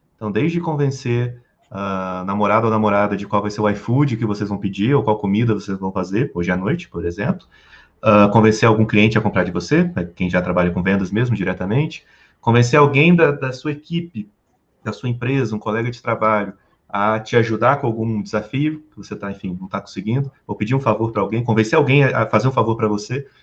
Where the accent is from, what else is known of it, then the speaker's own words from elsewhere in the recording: Rio de Janeiro, Brazil; also born or lived in Porto Alegre / United States; now in Brasília, Brazil; Hoje eu moro em Brasília, moro, eu sou do Rio de Janeiro, morei em Porto Alegre, morei nos Estados Unidos